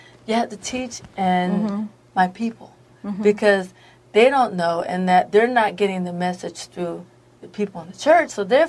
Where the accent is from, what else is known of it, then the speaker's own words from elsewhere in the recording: Yardley, Pennsylvania, United States; moved away; In Pennsylvania. Yardley, Pennsylvania, out there in the country.